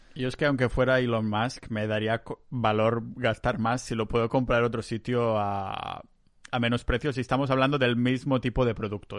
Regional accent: Catalonia, Spain; soy muy catalán

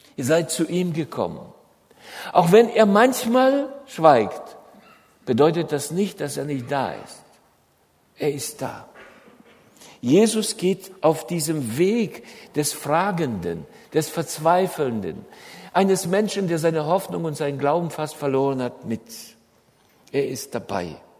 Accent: Germany

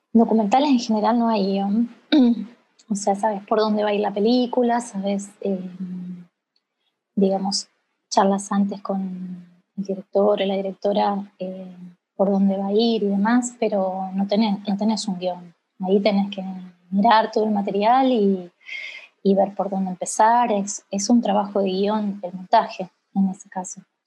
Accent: Casilda, Santa Fe, Argentina; soy de Casilda, una ciudad chica, chiquita de, la provincia de Santa Fe, al sur de Santa Fe

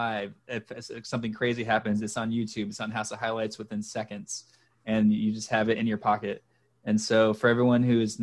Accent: Dallas, Texas, United States; I grew up in Dallas

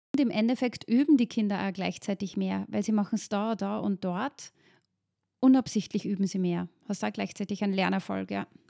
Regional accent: Linz, Upper Austria, Austria; meine Heimatstadt eben Linz

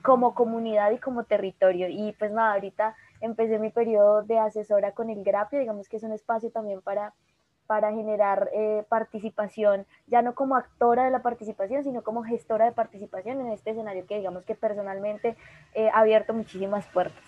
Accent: Cauca, Colombia; yo soy oriunda del Cauca

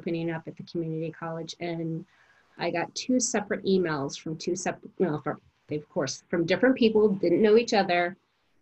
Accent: Spokane, Washington, United States; I grew up here in Spokane

